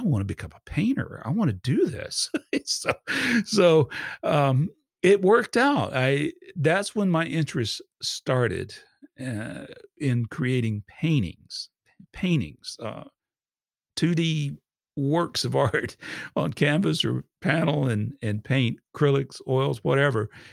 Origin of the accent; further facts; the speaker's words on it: Georgia, United States; also born or lived in Fort Campbell, Kentucky; we moved here to Georgia, where he was originally from, and I've been in Georgia since I was about four years old.